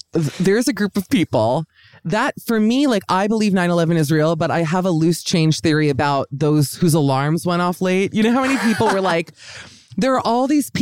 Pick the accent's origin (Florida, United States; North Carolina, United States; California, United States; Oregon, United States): Florida, United States; Miami; moved away; also born or lived in Los Angeles; I joined a gym in Miami where I grew up